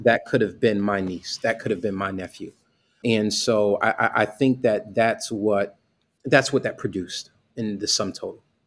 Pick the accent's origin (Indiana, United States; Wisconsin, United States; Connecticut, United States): Connecticut, United States; Bridgeport; I grew up in Bridgeport, Connecticut